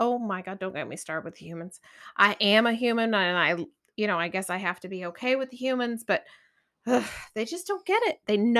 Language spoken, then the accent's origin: English; Corsicana, Texas, United States; I'm from Corsicana, Texas, and I love worms.